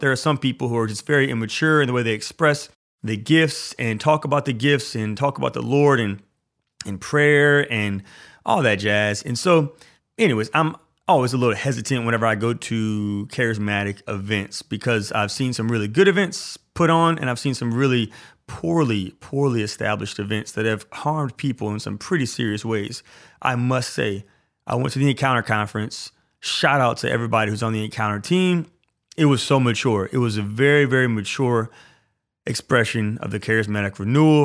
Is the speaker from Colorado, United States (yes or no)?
no; Louisiana, United States; I'm from Louisiana.